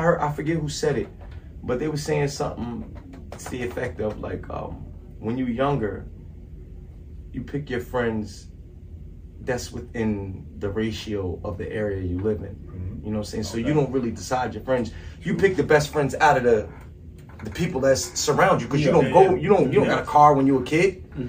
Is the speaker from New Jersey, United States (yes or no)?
yes; New Jersey, United States; I just don't represent Jersey, even though I'm from Jersey.